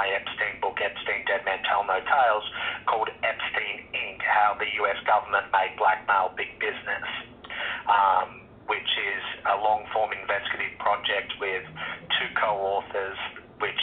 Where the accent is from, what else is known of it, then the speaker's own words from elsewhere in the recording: Australia; I grew up in Australia